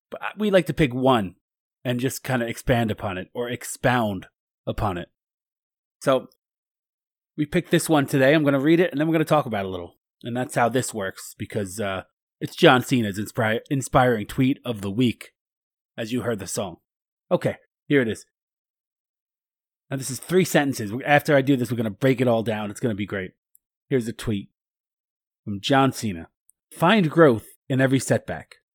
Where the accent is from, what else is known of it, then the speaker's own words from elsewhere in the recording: Kentucky, United States; I'm from Kentucky. I'm a, I'm a Kentucky weasel.